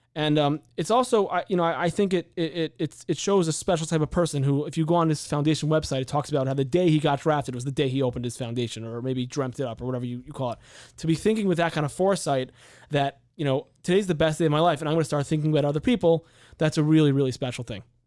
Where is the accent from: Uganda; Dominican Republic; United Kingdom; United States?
United States; San Diego, California; now in Chicago, United States; I'm from San Diego